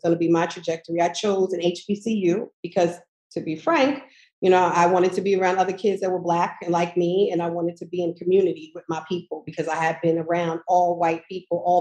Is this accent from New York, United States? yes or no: yes; Manorville, New York, United States; I grew up in Long Island in Manorville